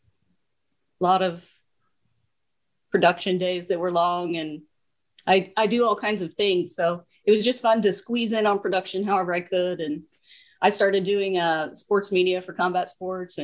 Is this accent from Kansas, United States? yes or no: yes; Kansas, United States; moved away as an adult; now in Los Angeles, United States; I'm from Kansas. So I did 20 years of hard winter